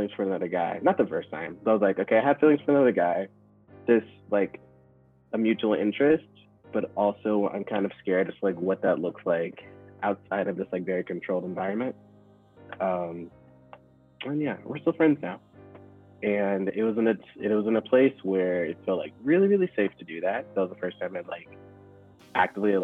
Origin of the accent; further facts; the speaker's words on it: the South, United States; as a kid, growing up in the South